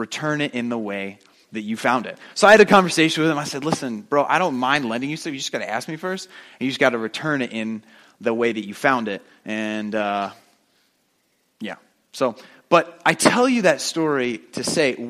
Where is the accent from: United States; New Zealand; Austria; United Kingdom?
United States; New Jersey; moved away as an adult; also born or lived in upstate New York; I moved out of the house. I moved to upstate New York from New Jersey